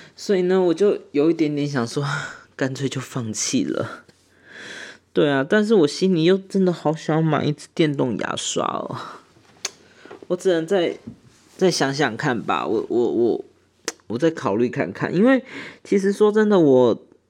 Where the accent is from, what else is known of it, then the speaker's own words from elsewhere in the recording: Taiwan; 我们台湾人